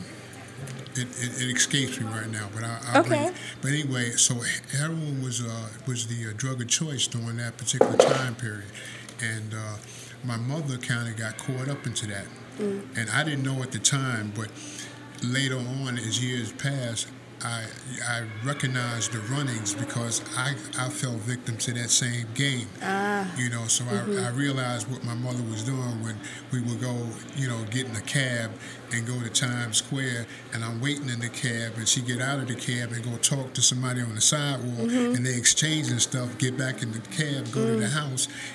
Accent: New York City, New York, United States; moved away as an adult; now in Virginia, United States; So I grew up in Chelsea. You know, my mother raised me in Chelsea

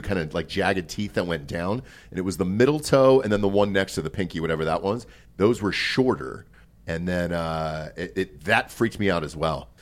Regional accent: Georgia, United States; I'm from Georgia

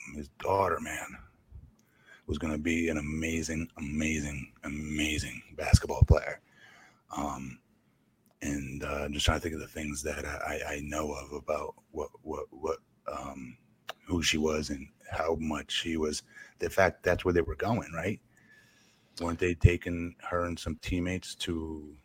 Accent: Connecticut, United States; I was from Connecticut

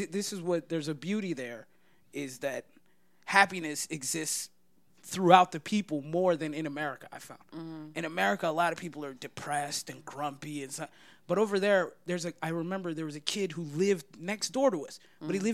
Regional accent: California, United States; also born or lived in Somalia; I was an American 17-year-old. Like, I grew up in California, you know, by the beach.

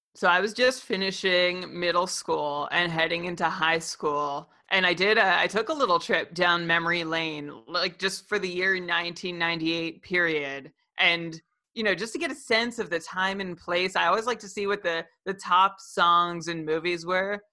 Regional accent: Ottawa, Ontario, Canada; I'm from Ottawa

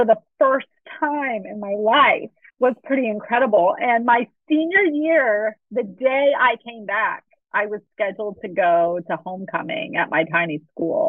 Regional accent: Texas, United States; also born or lived in Miami, Florida; I grew up in Texas, but we lived in Miami, Florida for a period of about 3 years

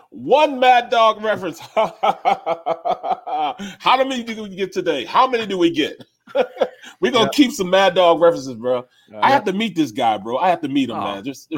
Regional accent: St. Louis, Missouri, United States; I'm from St. Louis, man. I'm from the ghettoest place in the world.

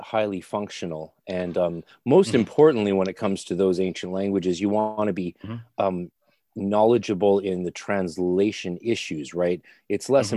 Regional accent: Canada; also born or lived in Ireland / Scotland; I'm Canadian

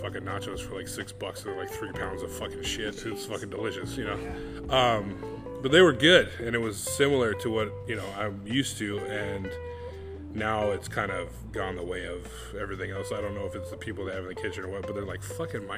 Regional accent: California, United States; moved away as an adult; also born or lived in Mexico; now in Hawaii, United States; I'm from California

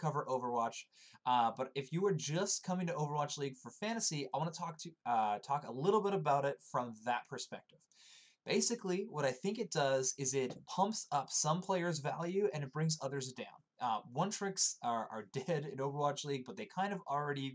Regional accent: Canada; I'm Canadian

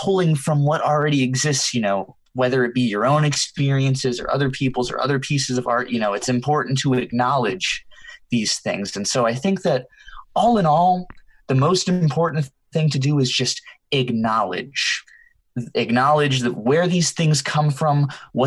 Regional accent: the South, United States; I'm Hispanic, but I was raised in the South

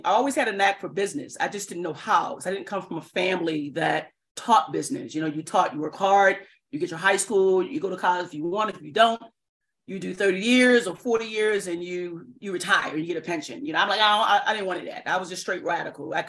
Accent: Baltimore, Maryland, United States; born and raised in Baltimore City.

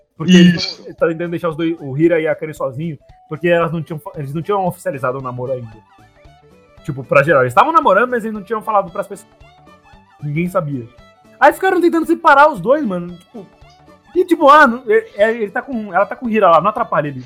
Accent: São Paulo, Brazil; accent: São Paulo; eu chegar agora na Bahia falando o sotaque de São Paulo

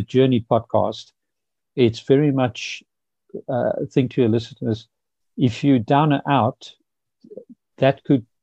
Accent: Pretoria, Gauteng, South Africa; moved away; I grew up in South Africa in the 60s, 70s

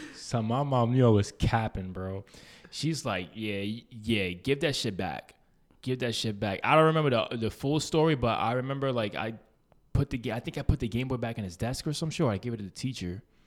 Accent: New York City, New York, United States; we grew up in East Harlem

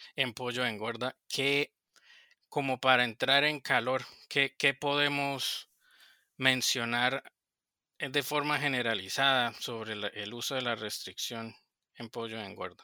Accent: Colombia; moved away as an adult; also born or lived in Yucatán, Mexico; now in Arkansas, United States; soy colombiano

